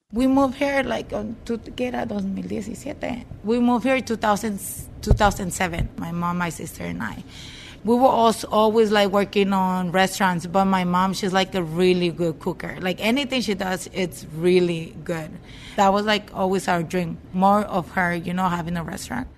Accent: Sinaloa, Mexico; now in Kent, United States; We're from Sinaloa

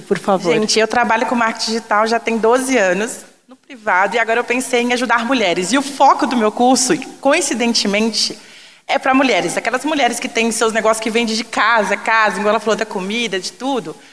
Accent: Contagem, Minas Gerais, Brazil; sou de Contagem, Minas Gerais

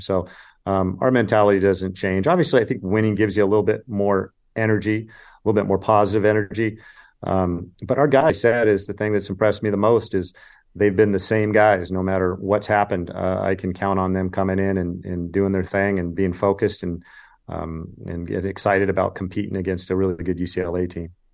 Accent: California, United States; I grew up in California

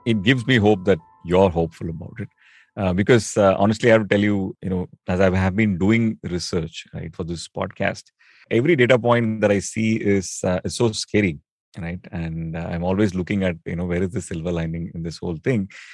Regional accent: Chennai, Tamil Nadu, India; now in Delhi, India; I grew up in Chennai

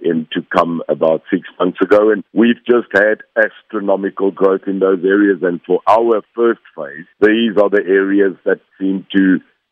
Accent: South Africa; I'm a South African. I'm more South African than what I think anybody can believe.

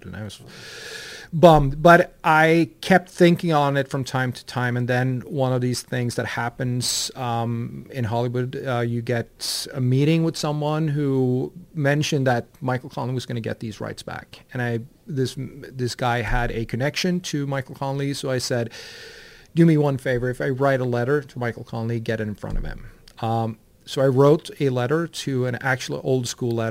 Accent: Sweden; moved away as an adult; now in Los Angeles, United States; I'm from Sweden

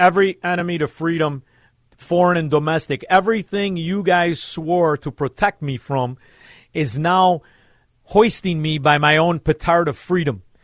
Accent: Chicago, Illinois, United States; we're from Chicago. I'm from Chicago

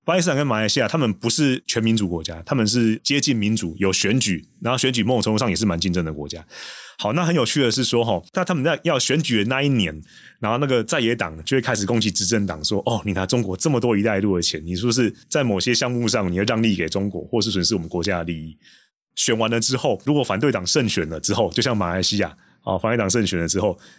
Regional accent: Taiwan; 作为一个台湾人，就是对于立陶宛这么义薄云天的举动，我真的是深表感激

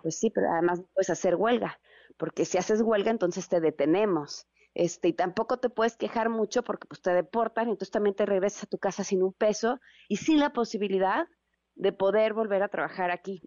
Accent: Mexico; nos queremos traer un cachito de México con nosotros

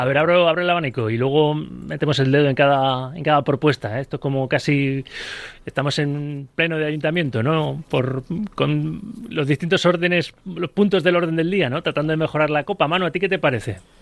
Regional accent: Valencian Community, Spain; cuando era crío, estaba federado ahí en la Comunidad Valenciana

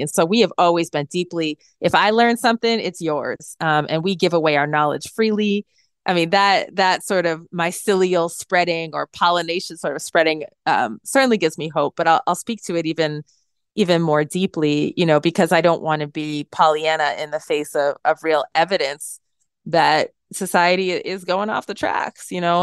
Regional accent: central Massachusetts, United States; We grew up in this rural town in central Massachusetts as the only family of color

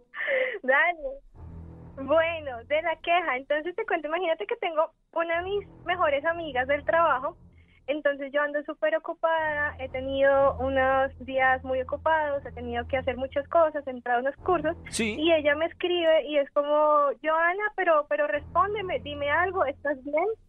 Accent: Bogotá, Colombia; accent: mixed Colombian (Bogotá, Medellín, Cali); now in Mexico; Yo soy de Bogotá, aunque, bueno, como dices, mi acento, mi acento es una mezcla.

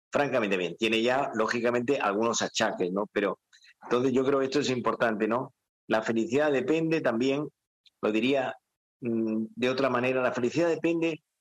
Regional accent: Granada, Andalusia, Spain; now in Madrid, Spain; Yo soy andaluz del sur de España. ¿De Granada? De Granada, de Granada, de la tierra de García Lorca. Yo llevo muchos años en Madrid, pero tengo pasión por, por, por mi tierra.

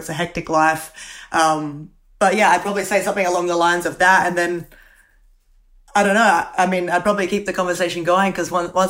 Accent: Adelaide, South Australia, Australia; So, like, growing up in Adelaide, I was always the sort of kid that didn't like school

